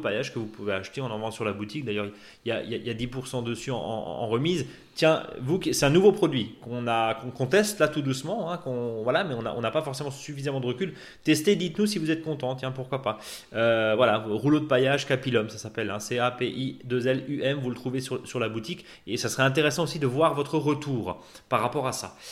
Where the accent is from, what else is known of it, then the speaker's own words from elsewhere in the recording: Alsace, Grand Est, France; chez nous en Alsace